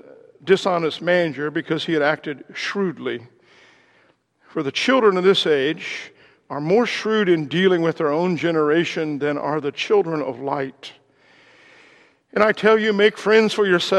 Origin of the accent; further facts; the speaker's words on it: Ohio, United States; moved away; also born or lived in Indiana; I was originally from Ohio